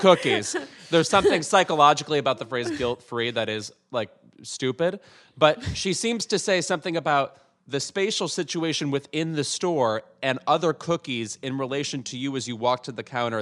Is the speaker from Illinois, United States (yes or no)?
yes; Chicago, Illinois, United States; I'm from Chicago, and my accent will reflect